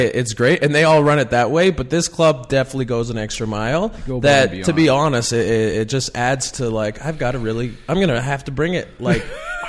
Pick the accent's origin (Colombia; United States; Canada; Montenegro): Canada; Pilot Butte, Saskatchewan; also born or lived in Regina, Saskatchewan; now in Toronto, Canada; I was born in Regina, but I was raised in Pilot Butte